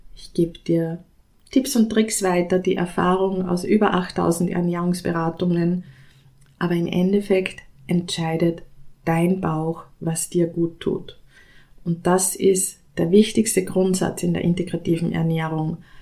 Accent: Austria; ich komme aus Österreich

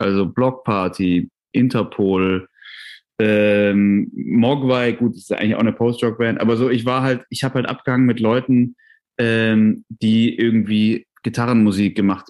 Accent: Tübingen, Baden-Württemberg, Germany; in Tübingen, wo ich aufgewachsen bin

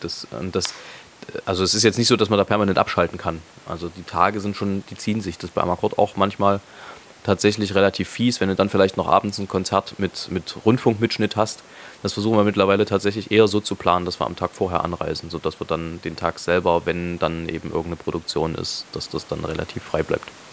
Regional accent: Leipzig, Saxony, Germany; ich so als Leipziger

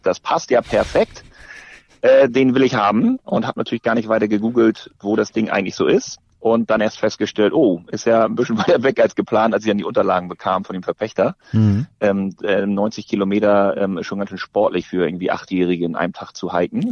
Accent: Northern Germany, Germany; selbst als Norddeutscher

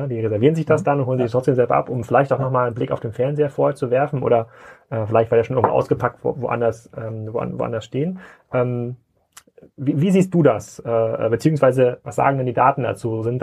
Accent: Kiel, Schleswig-Holstein, Germany; und die meisten Hörer wissen, ja, ich komme ja aus Kiel

